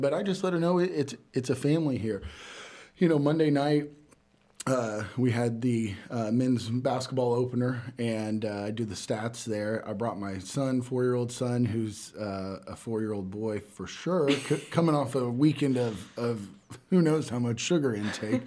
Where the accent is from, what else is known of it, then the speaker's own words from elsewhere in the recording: Catlin, Illinois, United States; grew up in Catlin, uh, went to what was Catlin High School then